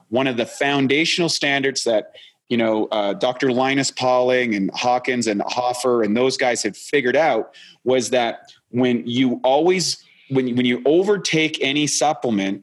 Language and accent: English; Canada; moved away; I'm a Canadian originally.